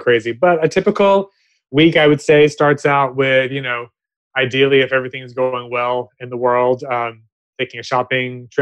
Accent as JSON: {"language": "English", "region": "the South", "country": "United States", "moved": "yes", "lives_now": "Los Angeles, United States", "said": "I'm from the South originally"}